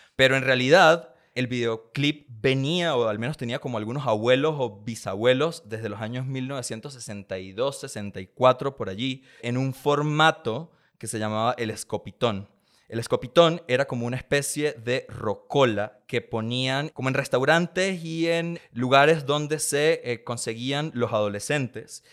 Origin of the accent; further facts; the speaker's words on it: San Antonio del Táchira, Táchira, Venezuela; now in Mexico; yo crecí en un pueblito llamado San Antonio del Táchira, en la frontera entre Venezuela